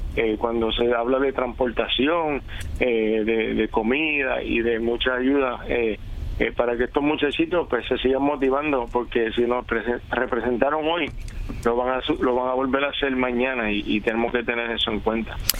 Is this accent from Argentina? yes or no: no; Guayama, Puerto Rico; mi pueblo de Guayama